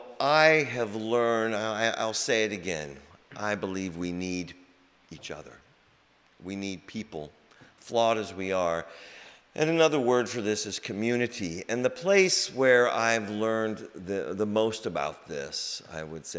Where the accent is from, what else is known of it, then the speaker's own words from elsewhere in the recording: Des Moines, Iowa, United States; moved away as an adult; also born or lived in Hutchinson, Kansas / Spencer, Iowa / New Jersey / South Boston; now in Boston, United States; I grew up in Des Moines, born in Kansas, Hutchinson, Kansas, on the other side of the rainbow. And I grew up in Des Moines